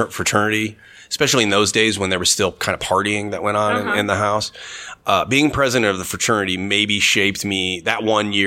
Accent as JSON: {"language": "English", "town": "Normal", "region": "Illinois", "country": "United States", "tie": "born or raised there", "said": "I grew up in Normal, went to school in Bloomington"}